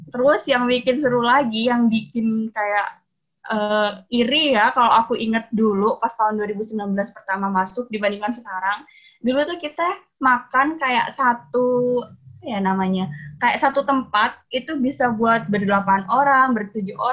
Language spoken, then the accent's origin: Indonesian; Pamekasan, East Java, Indonesia; organisasi di Fordaku, namanya FKMP atau Forum Komunikasi Mahasiswa Pamekasan. Karena kebetulan kan aku asal dari Pamekasan.